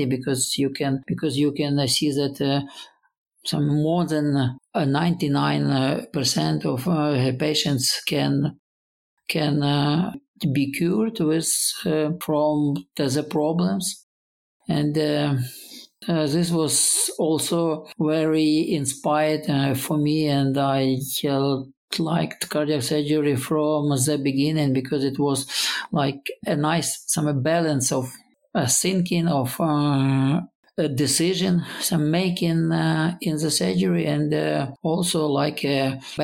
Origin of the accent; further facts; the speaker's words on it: Lviv, Lviv Oblast, Ukraine; moved away as an adult; also born or lived in Sydney, Australia; now in Kyiv, Ukraine; I was born to the west, Lviv. It is in western Ukraine